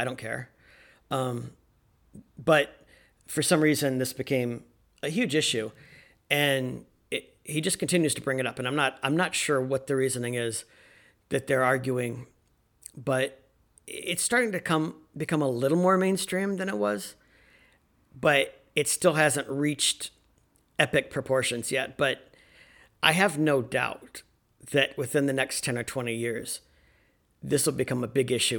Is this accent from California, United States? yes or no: no; North Carolina, United States; born there; I want to say that I'm a Southerner in some degrees. I was born in North Carolina, which was a Confederate state.